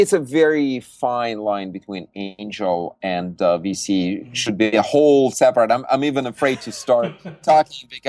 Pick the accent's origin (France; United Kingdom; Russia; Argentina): Russia; Siberia; now in Silicon Valley, United States; I was born in Siberia